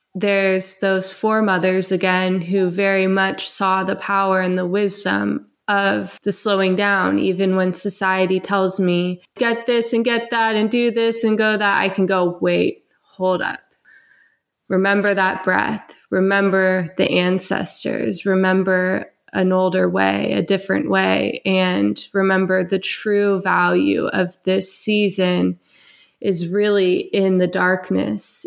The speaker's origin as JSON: {"language": "English", "country": "United States", "said": "as an American woman"}